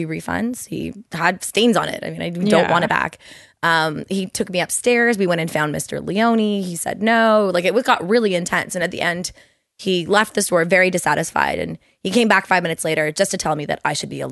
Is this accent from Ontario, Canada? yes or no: yes; Toronto, Ontario, Canada; I'm from Toronto.